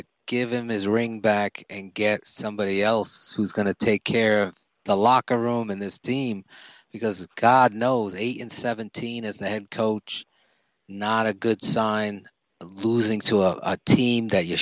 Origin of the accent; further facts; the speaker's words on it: East Coast, United States; I'm from the East Coast